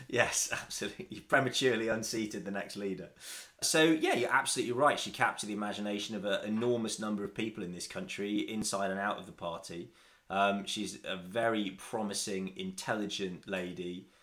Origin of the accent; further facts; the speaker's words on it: Nottingham, East Midlands, United Kingdom; I'm from Nottingham